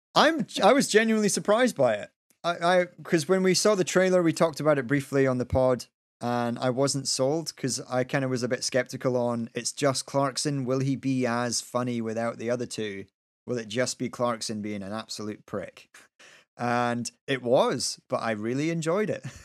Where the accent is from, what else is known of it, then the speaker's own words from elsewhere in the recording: Kinross, Scotland, United Kingdom; I grew up in Kinross